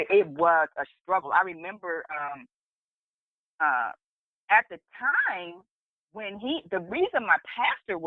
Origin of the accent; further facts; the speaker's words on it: Prince George's County, Maryland, United States; I grew up in Prince George's County, Maryland, which is right outside of D.C.